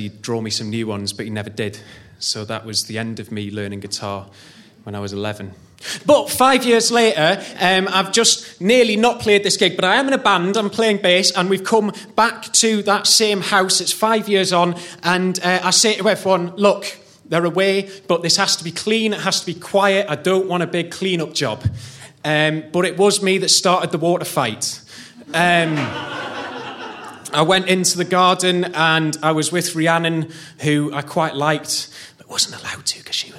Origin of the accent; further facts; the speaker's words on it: Newcastle upon Tyne, North East England, United Kingdom; I'm from a western suburb of Newcastle called Wrighton